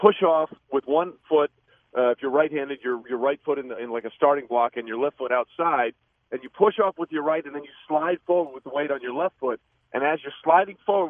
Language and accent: English; East Coast, United States; I'm from the East Coast, and you know it gets cold in the East Coast